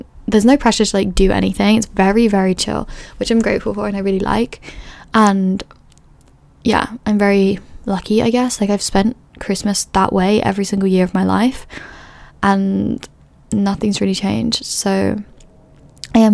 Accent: London, United Kingdom; moved away as an adult; also born or lived in Edinburgh; growing up in London

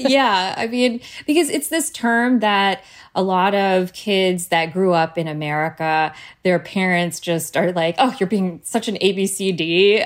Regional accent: New Providence, New Jersey, United States; I was born and raised in Jersey

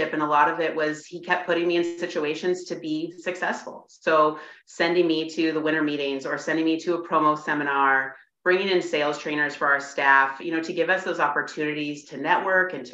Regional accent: Washington, United States; moved away; I was from Washington

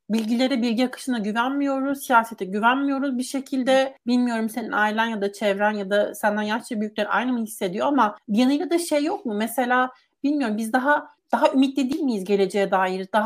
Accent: Turkey; first language Turkish; bu benim kimliğim, burada olmak, burada doğdum, burada büyüdüm, bir şekilde Türkçe ana dilim olarak konuşuyorum

